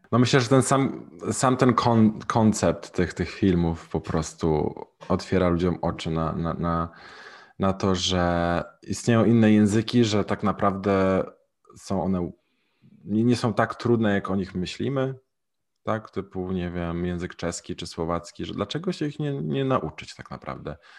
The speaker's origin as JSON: {"language": "Polish", "country": "Poland", "also_born_or_lived": "Mexico", "moved": "yes", "said": "z jakiego jestem kraju, mówię z Polski"}